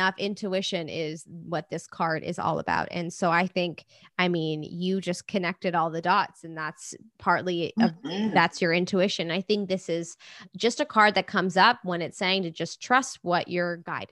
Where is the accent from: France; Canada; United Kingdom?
United Kingdom; England; moved away; my hometown in England